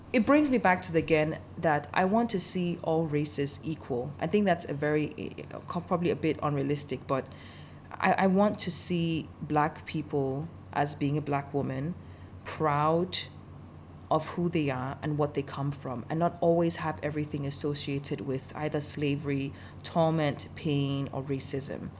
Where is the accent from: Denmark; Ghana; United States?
Denmark; also born or lived in Nigeria; I grew up in Denmark, and even though I'm not ethnically a Dane